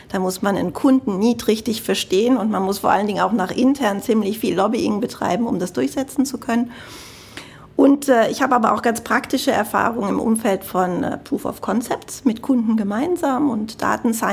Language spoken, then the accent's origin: German; Cologne, North Rhine-Westphalia, Germany; man hört es bestimmt, ich komme aus Deutschland. Aber ganz konkret komme ich aus Köln, aus dem Rheinland.